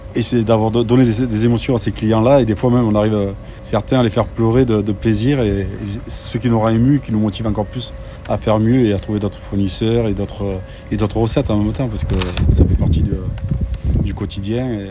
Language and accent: French; the South, southern France, France; Je suis du Sud